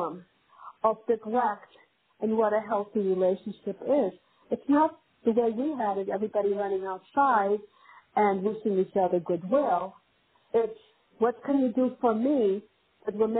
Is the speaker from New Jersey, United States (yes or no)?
yes; New Jersey, United States; also born or lived in Cleveland, Ohio; I'm from New Jersey